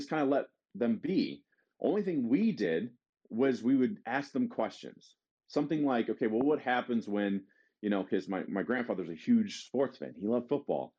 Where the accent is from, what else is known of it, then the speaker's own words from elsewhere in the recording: Detroit, Michigan, United States; We're all from Detroit